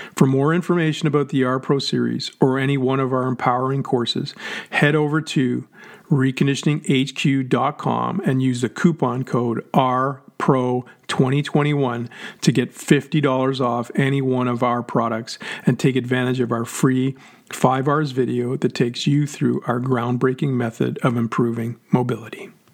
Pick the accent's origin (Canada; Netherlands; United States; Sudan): Canada; moved away; being Canadian born